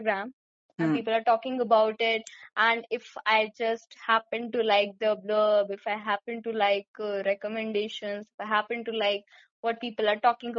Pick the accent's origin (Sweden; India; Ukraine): India